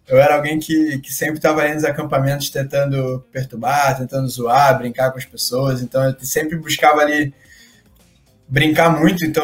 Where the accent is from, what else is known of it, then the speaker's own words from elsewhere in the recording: Rio de Janeiro, Brazil; a gente é do Rio de Janeiro, né